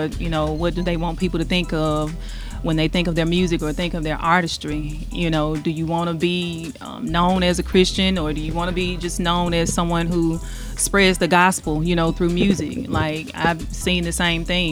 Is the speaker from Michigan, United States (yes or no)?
no; Jackson, Mississippi, United States; I'm from Jackson, Mississippi.